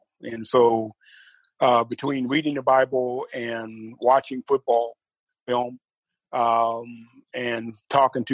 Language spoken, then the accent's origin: English; Texas, United States; I'm from Texas